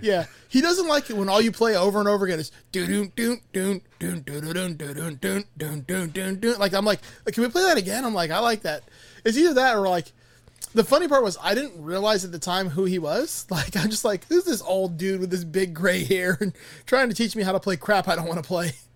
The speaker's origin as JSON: {"language": "English", "town": "Miami", "region": "Florida", "country": "United States", "tie": "born or raised there", "said": "I'm from Miami, born and raised"}